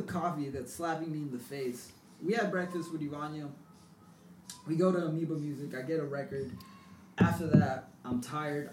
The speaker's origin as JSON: {"language": "English", "town": "South San Francisco", "region": "California", "country": "United States", "tie": "born or raised there", "lives_now": "San Francisco, United States", "said": "I grew up in South San Francisco"}